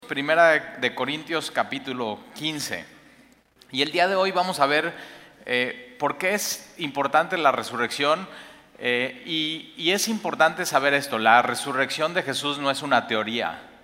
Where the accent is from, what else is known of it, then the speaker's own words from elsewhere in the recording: Mexico; como mexicanos